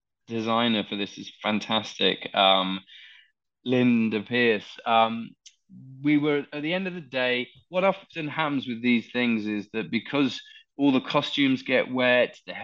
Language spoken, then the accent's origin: English; London, United Kingdom; I very rarely get a chance to shoot in my hometown